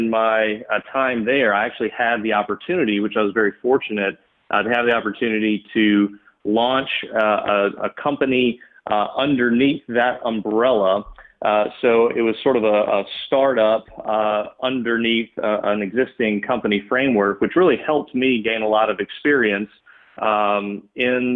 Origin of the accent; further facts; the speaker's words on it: Birmingham, Alabama, United States; also born or lived in Tuscaloosa; grew up in Birmingham, great family